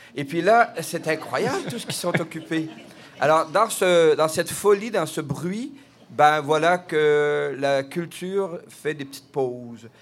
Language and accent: French; Quebec, Canada; je suis québécois